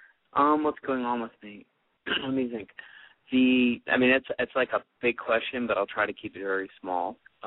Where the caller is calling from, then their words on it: United States; Calling from L.A. and Vegas area.